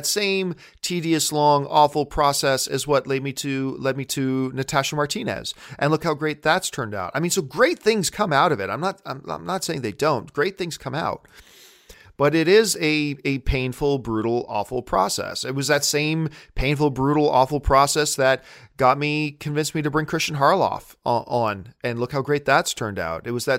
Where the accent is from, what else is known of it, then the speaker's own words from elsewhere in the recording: Hamilton, Ontario, Canada; now in Los Angeles, United States; You understand, I'm a Canadian kid coming from Hamilton, Ontario, Canada.